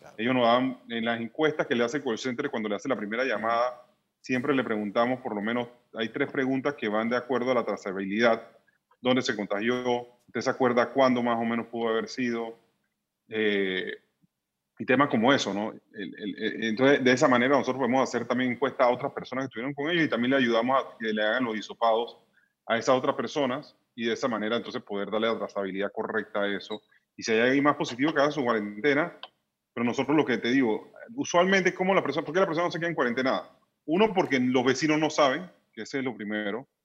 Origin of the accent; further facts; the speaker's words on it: Panama; nosotros como panameños